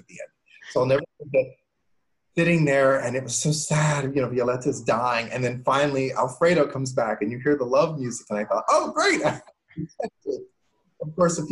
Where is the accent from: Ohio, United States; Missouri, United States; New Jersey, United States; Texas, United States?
Ohio, United States; Cincinnati; I grew up in Cincinnati